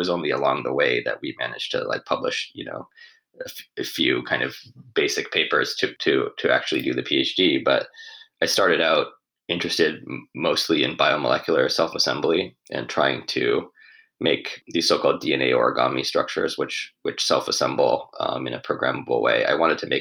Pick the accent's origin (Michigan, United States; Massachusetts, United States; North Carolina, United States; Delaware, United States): Massachusetts, United States; Western; I grew up in Western Massachusetts.